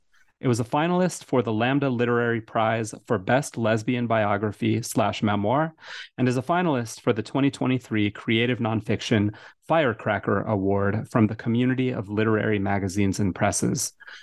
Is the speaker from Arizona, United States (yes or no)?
yes; Tucson, Arizona, United States; I'm from Tucson.